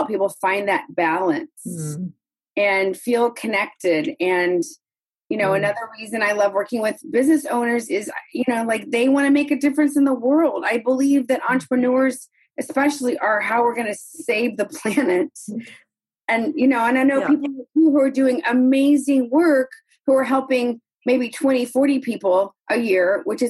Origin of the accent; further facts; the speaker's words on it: the South, United States; moved away; also born or lived in New York City; I came from the South. So I was sort of like Southern and sweet